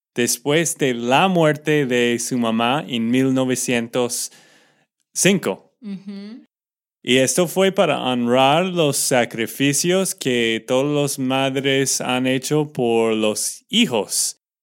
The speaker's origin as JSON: {"language": "Spanish", "region": "Texas", "country": "United States", "said": "de Texas, Estados Unidos"}